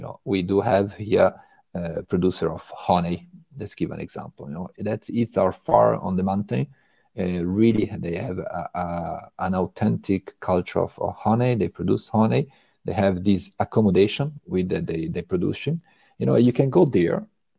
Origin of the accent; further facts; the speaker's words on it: Italy; English is a second language; moved away as an adult; now in France; And I'm coming actually from Italy. It's almost 22 years that I am right now in France.